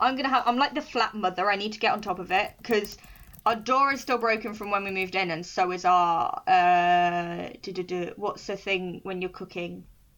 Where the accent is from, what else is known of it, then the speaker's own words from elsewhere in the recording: Scotland, United Kingdom; About 10 quid, but you can do it for me because I'm Scottish, right?